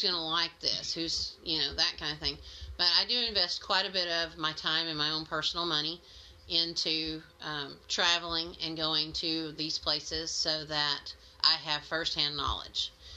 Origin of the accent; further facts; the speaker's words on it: Mississippi, United States; moved away as an adult; I'm a transplant from Mississippi, so I do still have a little bit of an accent, I'm told.